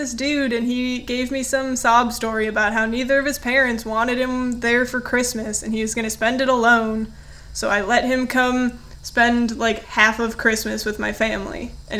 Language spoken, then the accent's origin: English; Chicago, Illinois, United States; I'm from Chicago-ish.